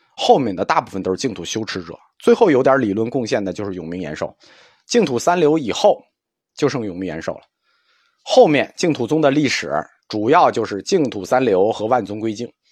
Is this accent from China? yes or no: yes; China; 我们中国人终极的， 可以期待的美好世界